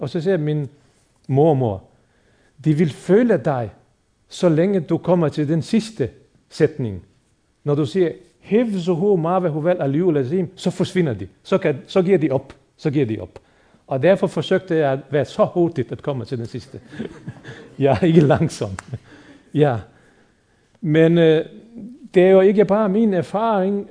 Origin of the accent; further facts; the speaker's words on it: Bosnia & Herzegovina; now in Denmark; muslimerne i Bosnien, hvor jeg er født og opvokset